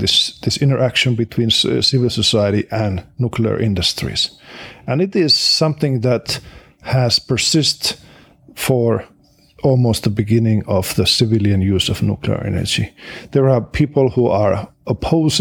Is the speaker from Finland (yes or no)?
yes; Finland; I come from Finland